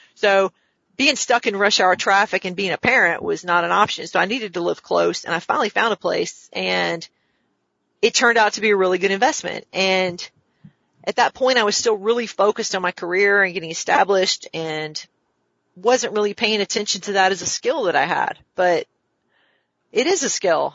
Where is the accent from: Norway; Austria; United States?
United States; the South; also born or lived in Washington, District of Columbia, United States; now in Augusta, United States; I'm from the South.